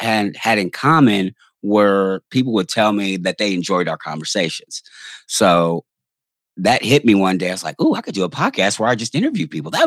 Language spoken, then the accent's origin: English; Louisville, Kentucky, United States; I'm from the front woods of Kentucky because I am from Louisville